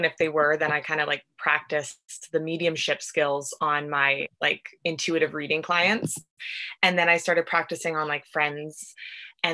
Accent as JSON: {"language": "English", "town": "Vancouver", "region": "British Columbia", "country": "Canada", "said": "I'm from Vancouver, BC."}